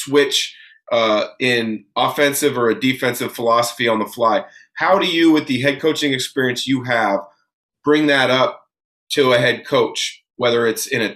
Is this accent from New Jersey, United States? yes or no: no; Vancouver, Washington, United States; also born or lived in Portland, Oregon; I grew up in the Portland area, moved to Vancouver when I was in second grade